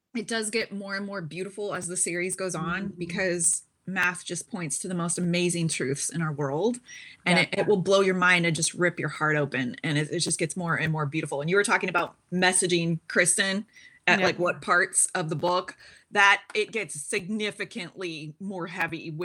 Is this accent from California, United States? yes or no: no; Seattle, Washington, United States; moved away as an adult; also born or lived in China / Middle East / Finland; Born and raised in Seattle, also lived abroad for 20 years, lived in China for many years